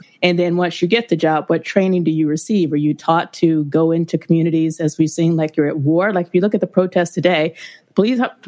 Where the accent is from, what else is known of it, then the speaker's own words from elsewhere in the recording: Rome, Georgia, United States; I am originally from Georgia. I was born in a small town called Rome, Georgia, which is about an hour and a half northwest of Atlanta.